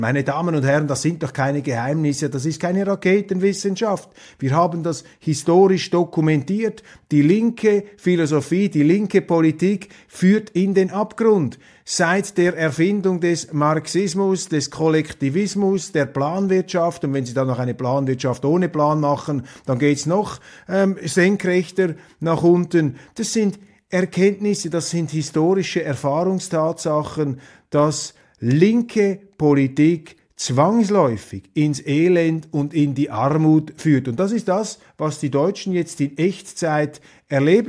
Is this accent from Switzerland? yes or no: yes; Switzerland; als Schweizer